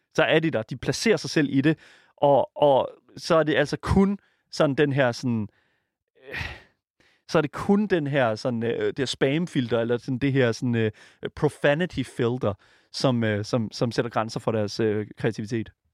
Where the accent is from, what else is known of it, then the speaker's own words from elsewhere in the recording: Jutland, Denmark; jeg kommer fra Jylland, og der siger vi sådan, at blive gejlet op